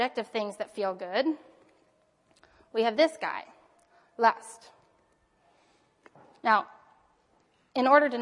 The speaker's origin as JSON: {"language": "English", "country": "United States", "tie": "born or raised there", "said": "I grew up as an American with American advertising"}